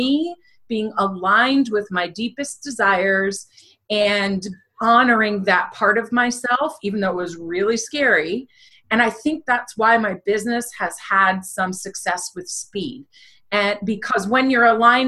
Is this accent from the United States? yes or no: yes; United States; moved away as an adult; now in the American South; I grew up right outside New York City